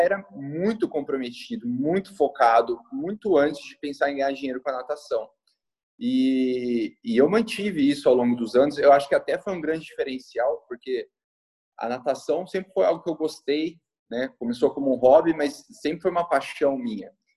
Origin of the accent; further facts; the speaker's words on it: Campinas, São Paulo, Brazil; Eu sou nascido em Campinas, São Paulo, desde novinho, desde meus 10 anos